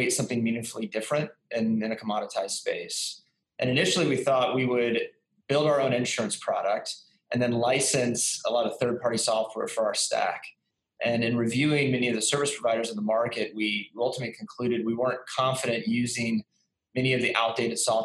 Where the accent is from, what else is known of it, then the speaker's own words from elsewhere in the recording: San Antonio, Texas, United States; now in Dallas, United States; I'm originally from Texas, San Antonio, Texas. I've bounced around to a number of places, but then found myself back in Texas in 2007 and live here in Dallas